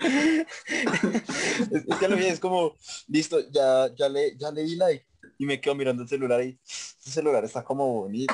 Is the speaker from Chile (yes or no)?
no; Facatativá, Cundinamarca, Colombia; cuando yo digo que soy de Pacatativa